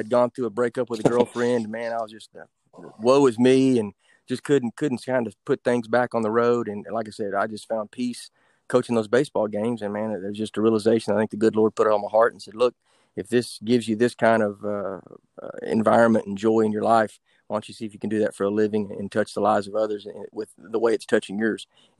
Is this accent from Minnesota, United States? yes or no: no; Sherman, Texas, United States; I'm originally from Sherman, Texas, born and raised there.